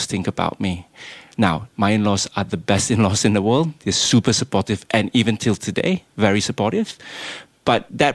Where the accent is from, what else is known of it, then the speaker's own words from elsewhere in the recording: Malaysia; moved away; I don't sound Lebanese and I'm not. I'm Malaysian